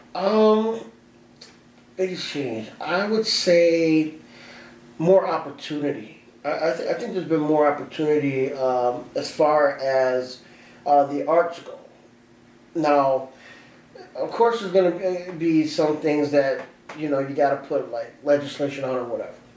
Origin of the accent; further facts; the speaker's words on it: Aurora, Illinois, United States; I am from Aurora, Illinois. I was born and raised here